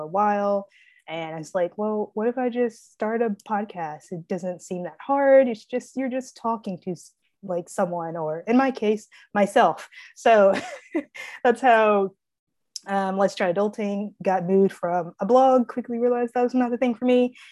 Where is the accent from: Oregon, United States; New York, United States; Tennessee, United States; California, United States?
Tennessee, United States; Springfield; So I was born in Springfield, Tennessee.